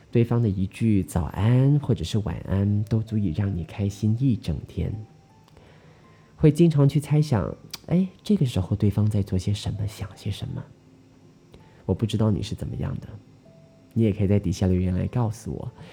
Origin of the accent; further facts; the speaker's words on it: Malaysia; 我们马来西亚人